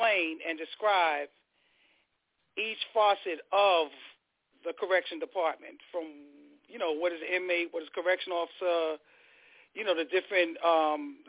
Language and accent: English; New York City, New York, United States; also born or lived in Queens; I was born in Queens, General, and then we moved straight to Brooklyn.